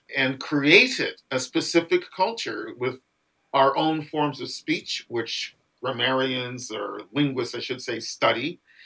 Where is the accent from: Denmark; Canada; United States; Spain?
Canada; Halifax, Nova Scotia; also born or lived in Three Mile Plains, Nova Scotia / Windsor, Nova Scotia; even though I didn't grow up there, I grew up in Halifax